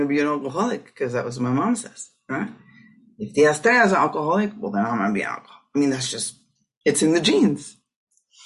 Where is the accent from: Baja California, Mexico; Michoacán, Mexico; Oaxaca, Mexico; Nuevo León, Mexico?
Baja California, Mexico; Tijuana; I grew up in Tijuana, so 16, 17 years old